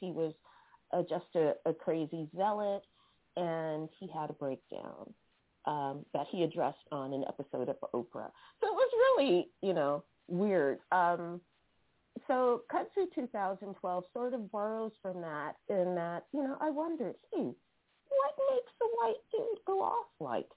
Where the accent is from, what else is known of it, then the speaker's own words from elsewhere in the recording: San Francisco, California, United States; now in Oakland, United States; my hometown of San Francisco.